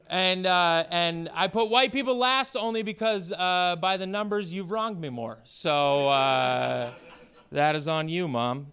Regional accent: Maine, United States; moved away; also born or lived in Portland; I was born and raised at a farm in Maine and homeschooled for many years.

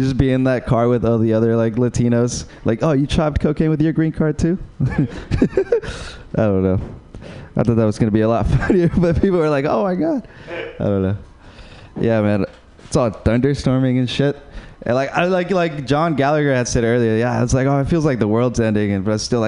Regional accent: Uruguay; English is a second language; moved away; I'm from Uruguay

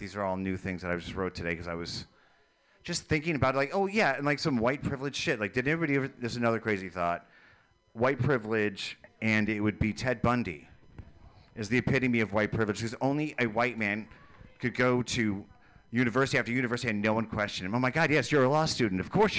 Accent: Fargo, North Dakota, United States; Oh, well, you know, I came from Fargo.

